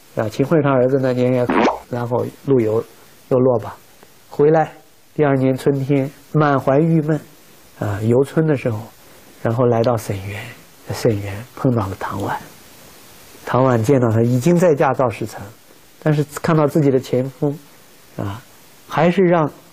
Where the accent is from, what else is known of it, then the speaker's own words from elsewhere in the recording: China; 我们中国人礼仪之邦